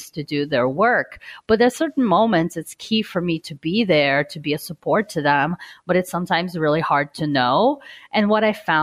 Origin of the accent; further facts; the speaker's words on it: Brazil; moved away; I'm originally from Brazil